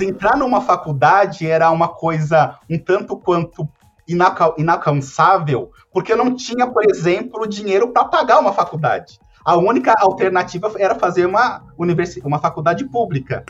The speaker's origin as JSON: {"language": "Portuguese", "region": "São Paulo", "country": "Brazil", "tie": "born or raised there", "said": "uma pessoa que cresceu na periferia de São Paulo"}